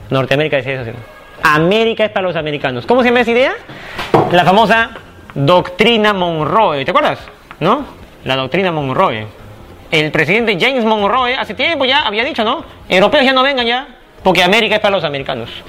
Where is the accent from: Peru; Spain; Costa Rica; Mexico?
Peru